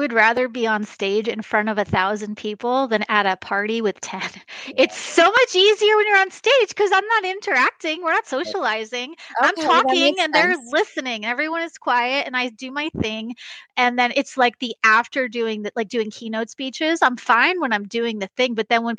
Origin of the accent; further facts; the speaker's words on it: New York, United States; I'm from New York, too. I live in Kansas.